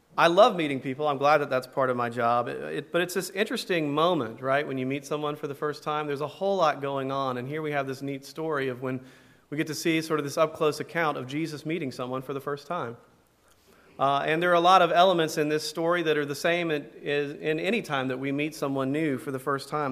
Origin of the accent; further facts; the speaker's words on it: Tuscaloosa, Alabama, United States; I grew up in Tuscaloosa, Alabama